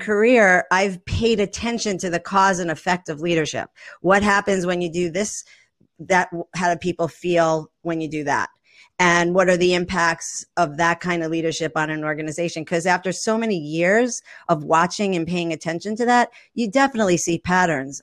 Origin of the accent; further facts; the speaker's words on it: New York, United States; moved away as an adult; I'm a New Yorker, born and raised